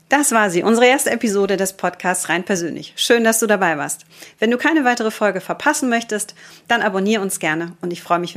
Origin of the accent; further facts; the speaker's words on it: Düsseldorf, North Rhine-Westphalia, Germany; born there; also born or lived in Austria; ich bin gebürtige Düsseldorferin und wirklich leidenschaftliche Rheinländerin. Diese Leidenschaft ist mir tatsächlich erst ähm, richtig bewusst geworden, nachdem ich 15 Wanderjahre hinter mich gebracht habe in Deutschland und Österreich.